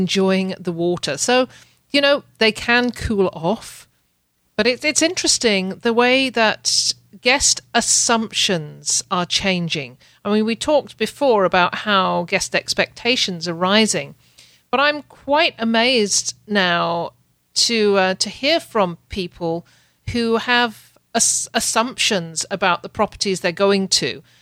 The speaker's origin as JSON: {"language": "English", "country": "United Kingdom", "moved": "yes", "lives_now": "Canada", "said": "I'm a Brit"}